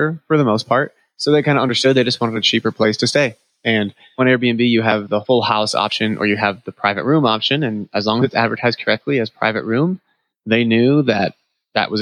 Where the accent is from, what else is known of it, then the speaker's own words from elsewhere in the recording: New England, United States; moved away; I'm from New England